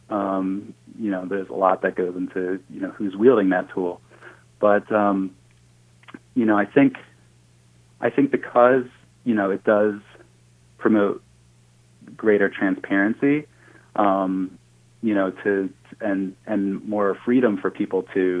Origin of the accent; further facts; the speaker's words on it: New Jersey, United States; I grew up, I grew up in New Jersey, which is not really thought of as a very agricultural state, but I grew up in a rural part of New Jersey